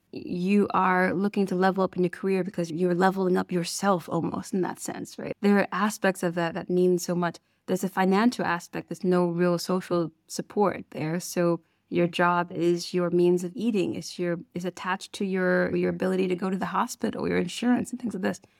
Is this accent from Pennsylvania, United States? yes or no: no; Detroit, Michigan, United States; moved away as an adult; I am originally from Detroit, Michigan, like we said, and for me, I grew up with a family that worked in ministry.